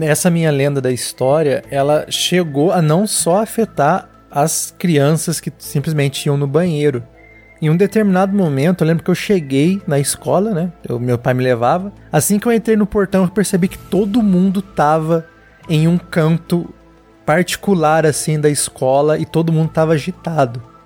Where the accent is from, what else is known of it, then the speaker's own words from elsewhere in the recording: Assis, São Paulo, Brazil; moved away; eu sou do interior de São Paulo